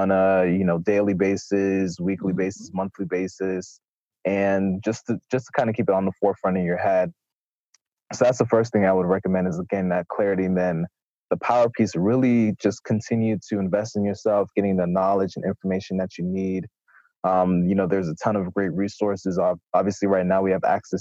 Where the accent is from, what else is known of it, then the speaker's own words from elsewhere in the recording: South Florida, United States; moved away; I'm originally from South Florida, left, came back to South Florida for a brief period